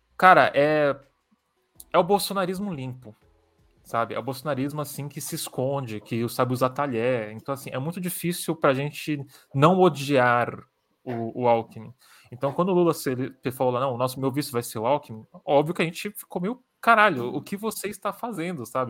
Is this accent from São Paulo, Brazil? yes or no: yes; São Paulo, Brazil; também sou de São Paulo, então é, desde que eu nasci